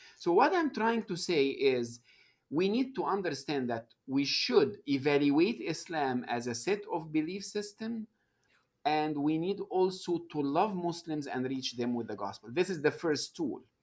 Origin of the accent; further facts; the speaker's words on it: Egypt; moved away as an adult; now in United States; I, uh, was born and raised in Egypt